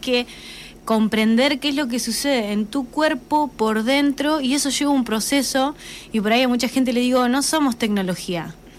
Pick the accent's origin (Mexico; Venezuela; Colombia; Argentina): Argentina; Macachín, La Pampa; ambas somos de Macachín también